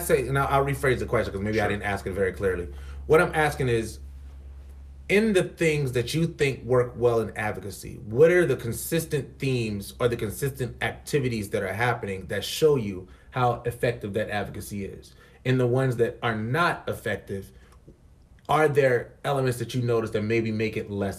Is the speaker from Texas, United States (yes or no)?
no; North Charleston, South Carolina, United States; I'm from North Charleston. Okay. Like, you know, I graduated from North Charleston High School.